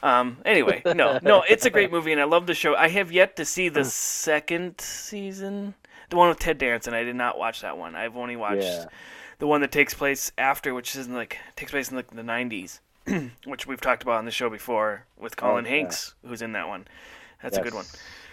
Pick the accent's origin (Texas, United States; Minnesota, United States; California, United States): Minnesota, United States; moved away as an adult; also born or lived in Tulsa; when I moved to Tulsa and I say, "Well, I'm from Minnesota."